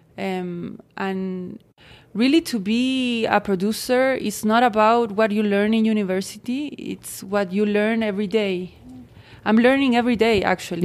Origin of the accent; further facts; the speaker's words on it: Santiago, Santiago Metropolitan Region, Chile; I'm from Santiago de Chile, South America.